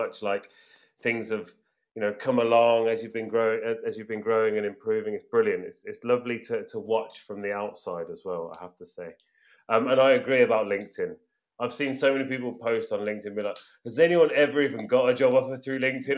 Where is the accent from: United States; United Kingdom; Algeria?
United Kingdom; England; accent: British English; I am English. I speak a very British English